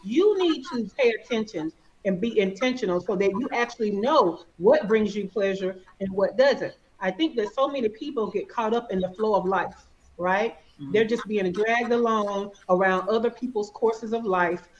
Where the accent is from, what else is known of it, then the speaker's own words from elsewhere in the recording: Alabama, United States; accent: Alabama; I'm from the South, I'm from Alabama. I'm sure y'all can hear all this Alabama